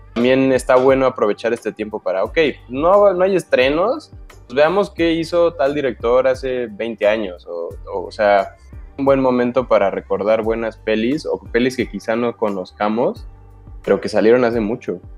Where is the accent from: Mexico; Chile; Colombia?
Mexico; Cuernavaca, Morelos; todos de aquí venimos de Cuernavaca, algunos ya nos cambiamos de ciudad